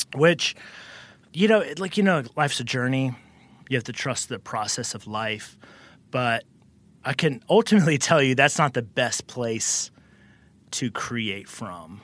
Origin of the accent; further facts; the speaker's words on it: the South, United States; I was born and raised in the South